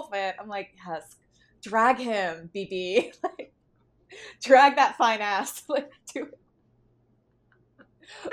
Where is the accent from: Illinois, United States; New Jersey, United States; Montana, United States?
New Jersey, United States; I'm from the greater New York area. I'm from Jersey